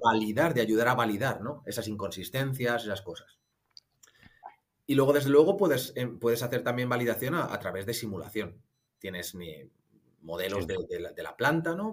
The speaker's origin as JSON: {"language": "Spanish", "town": "Madrid", "region": "Community of Madrid", "country": "Spain", "also_born_or_lived": "Ireland", "moved": "as an adult", "lives_now": "Munich, Germany", "said": "soy, soy de Madrid, aunque llevo ya unos añitos viviendo en Múnich, en Alemania"}